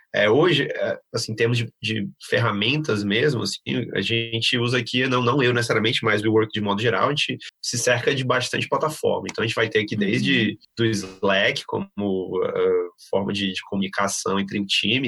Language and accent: Portuguese; Fortaleza, Ceará, Brazil; moved away as an adult; now in São Paulo, Brazil; sou de Fortaleza, do Ceará, tô, moro aqui em São Paulo aí já faz uns seis anos